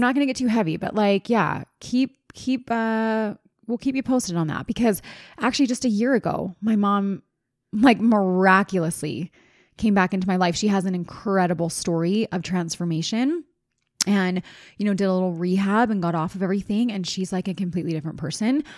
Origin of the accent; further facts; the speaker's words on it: East Coast, United States; now in Utah, United States; I grew up on the East Coast